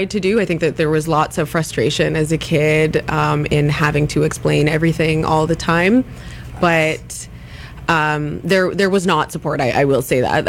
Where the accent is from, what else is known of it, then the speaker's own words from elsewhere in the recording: Ladner, British Columbia, Canada; as a child and as a teenager going to high school in my hometown